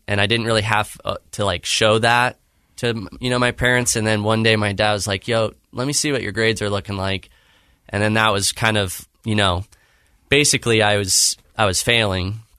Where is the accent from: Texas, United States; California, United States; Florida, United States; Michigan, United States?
California, United States; Claremont; California, so Southern California. uh, in Claremont, California